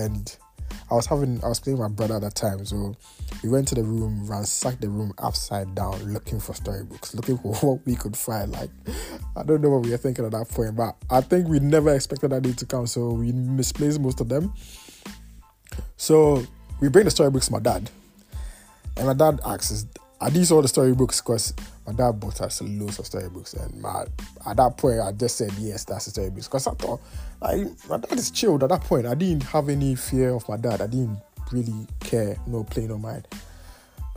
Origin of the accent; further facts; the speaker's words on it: Kumasi, Ashanti, Ghana; also born or lived in Tema; I was 5 years, to be honest, because yeah, we moved from Tema to Kumasi